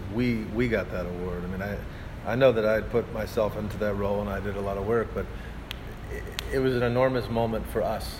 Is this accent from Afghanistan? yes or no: no; Arkansas, United States; I'm from Arkansas